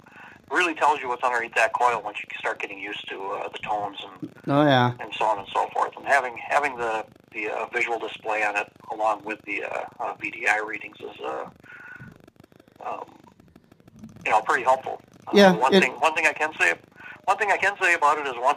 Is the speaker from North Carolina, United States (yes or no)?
no; Minneapolis, Minnesota, United States; I'm from South Minneapolis